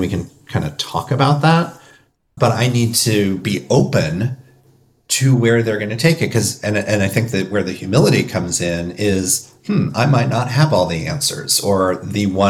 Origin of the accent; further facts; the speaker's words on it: Indiana, United States; I grew up in Indiana. My family was not from Indiana, but we moved into Indiana